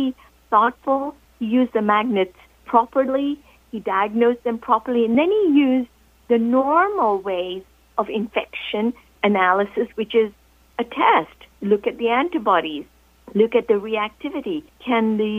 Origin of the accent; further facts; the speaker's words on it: Kenya; I'm from Kenya